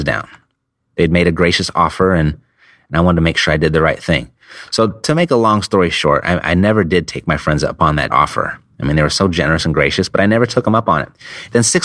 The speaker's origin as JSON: {"language": "English", "region": "Southern California", "country": "United States", "said": "I'm from Southern California"}